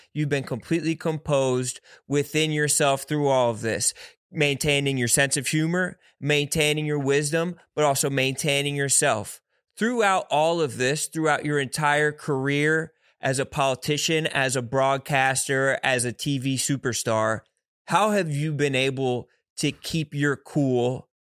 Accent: Philadelphia, Pennsylvania, United States; I'm from the East Coast. I'm from Philadelphia

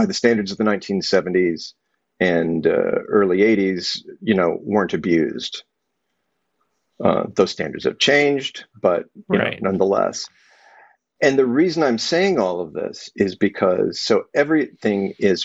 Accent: Texas, United States; growing up in Texas, which it isn't the South, it's its own thing

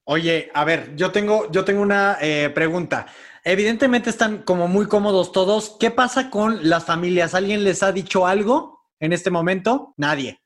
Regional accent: Monterrey, Nuevo León, Mexico; moved away; vengo educado de Monterrey

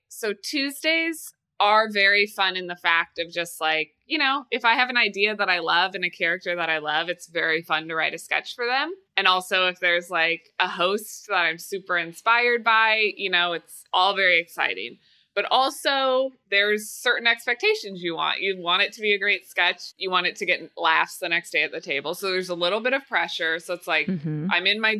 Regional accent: Midwest, United States; You know, growing up in the Midwest, perpetual people pleaser, like yep. my whole life.

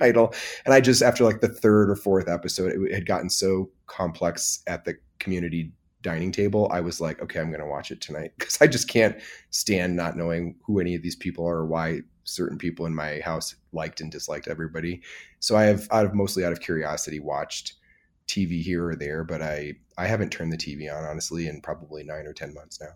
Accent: Michigan, United States; now in Emeryville, United States; I grew up in Michigan in the Midwest

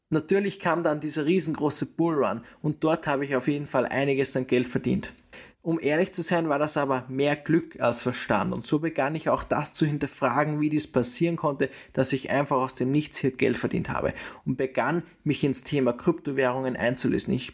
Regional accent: Austria; Ich bin in Österreich geboren und habe hier den Mittelpunkt meines Lebens. Ich habe hier meine Schulzeit verbracht

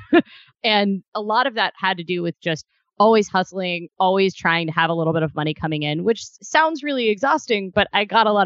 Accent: Midwest, United States; also born or lived in Kentucky / Ohio; I'm originally from the Midwest. I spent about half my day in Kentucky and half in Ohio in my teenage years

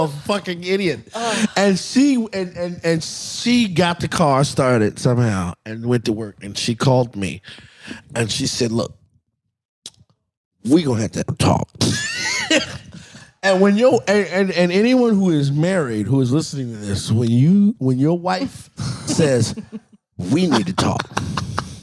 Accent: Washington, District of Columbia, United States; I'm from Southeast DC

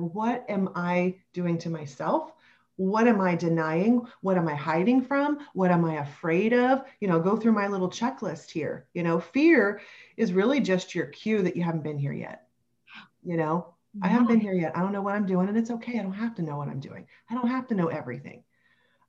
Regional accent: Kentucky, United States; we're both from Kentucky. Our families, you know, live near one another

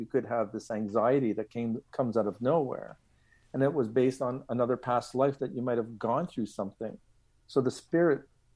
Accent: Montreal, Quebec, Canada; I grew up in Lachine, Quebec

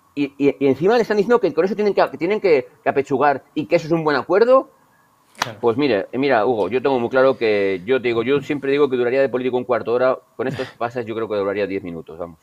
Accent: Burgos, Castile and León, Spain; soy de Burgos

